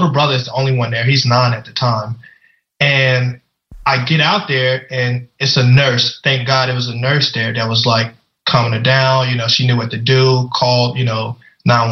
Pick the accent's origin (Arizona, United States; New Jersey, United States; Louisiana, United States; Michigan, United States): Louisiana, United States; I grew up in Louisiana. You know, we didn't have much.